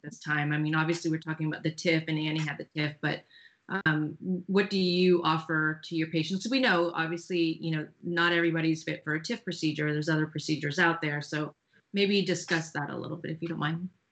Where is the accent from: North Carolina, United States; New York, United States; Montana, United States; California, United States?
California, United States; now in Austin, United States; I was from California and we switched places. Uh, I'm now in Austin, Texas.